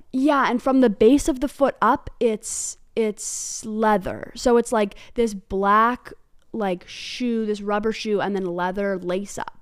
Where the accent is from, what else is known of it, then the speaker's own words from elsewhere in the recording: Hanover, New Hampshire, United States; the specific brand of prep I grew up around was on the Dartmouth campus.